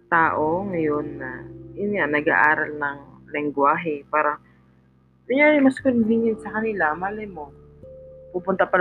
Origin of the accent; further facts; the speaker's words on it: Philippines; kinalakihan ko kasi yung wikang Tagalog. Kaya, para sa akin, Pilipino ako, di ba? Kasi nakakaunawa ako at nakakapagsalita ako ng Tagalog.